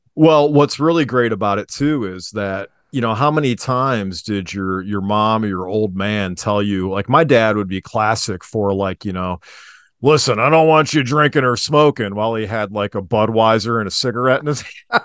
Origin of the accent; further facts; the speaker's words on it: Cuyahoga Falls, Ohio, United States; also born or lived in Akron, Ohio; I grew up in Cauga Falls too